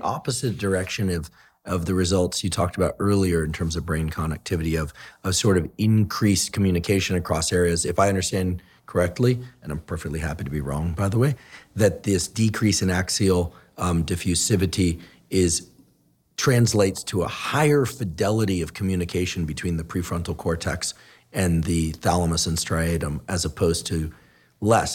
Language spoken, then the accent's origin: English; Bay Area, California, United States; I grew up in the Bay Area